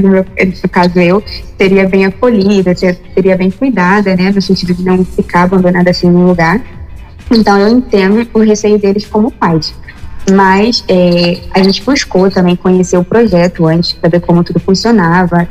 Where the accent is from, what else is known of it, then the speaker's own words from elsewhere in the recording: Rio de Janeiro, Brazil; moved away as an adult; now in Quitaiús, Lavras da Mangabeira, Brazil; Eu sou da capital, mas eu sou do bairro de Septiba